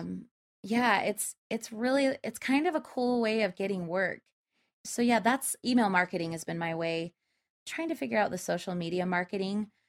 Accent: Spanish Fork, Utah, United States; I was raised in Utah, central Utah. It's a little, little farm town called Spanish Fork.

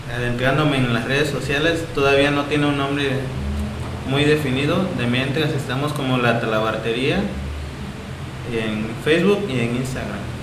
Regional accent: Asunción Ixtaltepec, Oaxaca, Mexico; Soy originario de, de Asunción Saltepec

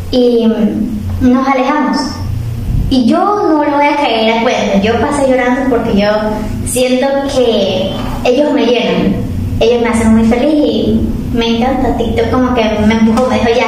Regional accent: Venezuela; moved away; yo cuando salí de Venezuela me deprimí muchísimo.

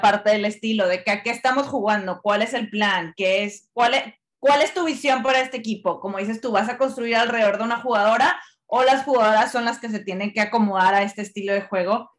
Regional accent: Monterrey, Nuevo León, Mexico; yo siendo regia, pues me da mucho orgullo. Claro que me da orgullo. Me encanta que mi ciudad esté siendo un centro para el fútbol femenil

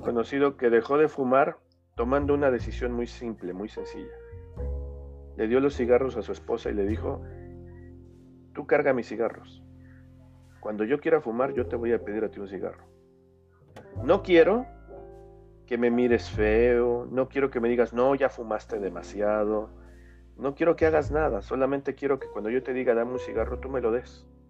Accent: Mexico; somos mexicanos, somos latinoamericanos.

